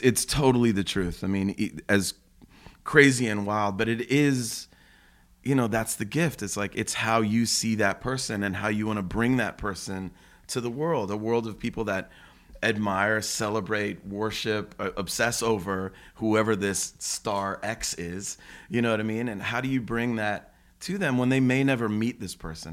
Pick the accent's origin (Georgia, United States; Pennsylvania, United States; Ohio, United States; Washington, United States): Ohio, United States; Cleveland; moved away; I grew up in Cleveland, you know, born and raised in, you know, suburbs of Cleveland.